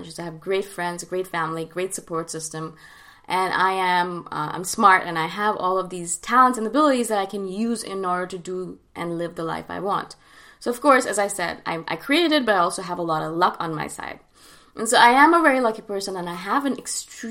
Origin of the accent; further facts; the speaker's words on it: Canada; instead of living and growing up in India, I grew up and lived in Canada